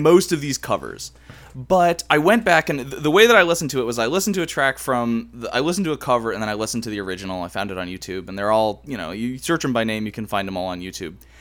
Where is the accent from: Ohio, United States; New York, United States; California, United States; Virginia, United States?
Ohio, United States; Cleveland; represent my hometown